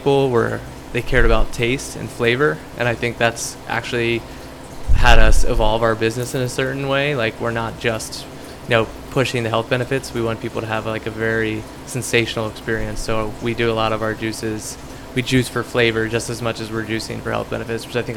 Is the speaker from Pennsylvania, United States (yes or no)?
yes; Lancaster, Pennsylvania, United States; also born or lived in San Diego, California; I grew up in the city. I grew up on James Street